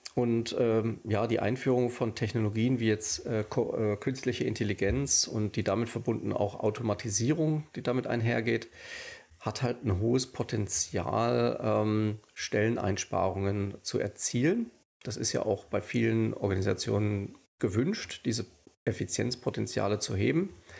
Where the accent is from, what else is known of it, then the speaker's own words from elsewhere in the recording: Rheingau, Hesse, Germany; now in Düsseldorf, Germany; Ich bin wohnhaft in Düsseldorf. Ursprünglich komme ich aus dem Hessischen, aus dem Rheingau